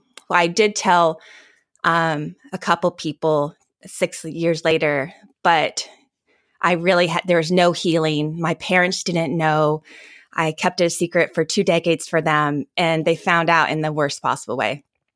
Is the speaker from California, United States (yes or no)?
yes; Arbuckle, California, United States; It was probably about 4 hours north of my little town that I grew up in Arbuckle. So, but yeah, not many people know about weed. Not many people know about Arbuckle, California.